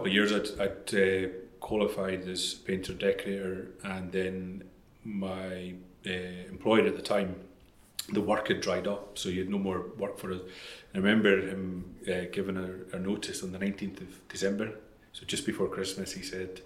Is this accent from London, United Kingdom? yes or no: no; Islay, Scotland, United Kingdom; my background is I grew up in Lafroig Distillery